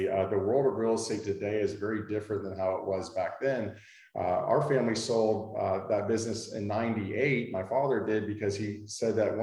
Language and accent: English; Fort Walton Beach, Florida, United States; I was born and raised in Fort Walton